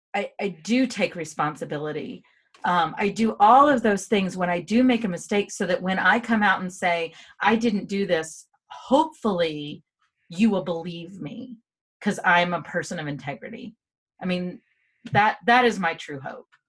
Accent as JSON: {"language": "English", "country": "United States", "said": "Derek and I said yes"}